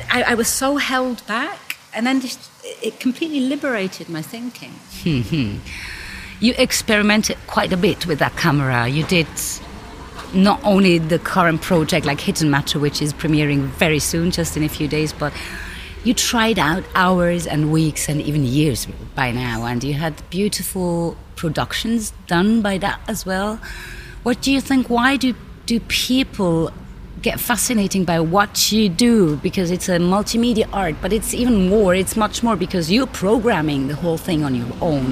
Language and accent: English; United Kingdom; also born or lived in London; now in Basel, Switzerland; I'm British